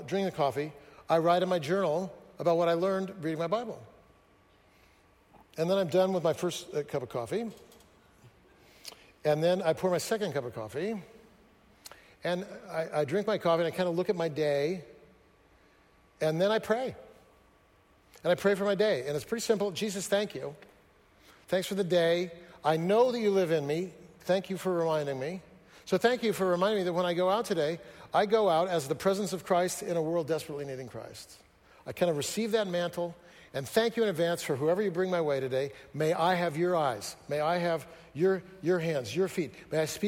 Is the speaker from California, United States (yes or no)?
yes; Fresno, California, United States; moved away; also born or lived in Seattle; I grew up in Fresno